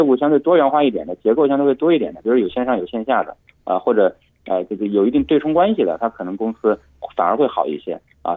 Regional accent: Hunan, China; 因为湖南米粉是我家乡的食物啊

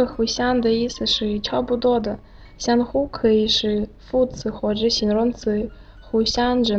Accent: Russia; Chinese is a second language; moved away; 我是来自俄罗斯的叶卡。

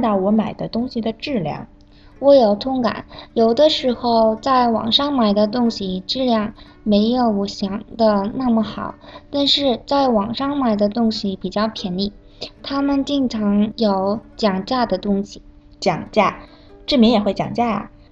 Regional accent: South Korea; now in Beijing, China; 我是来自韩国的

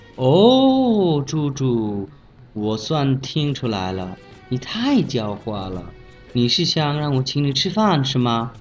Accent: Bangladesh; Chinese is a second language; 我是来自孟加拉国的

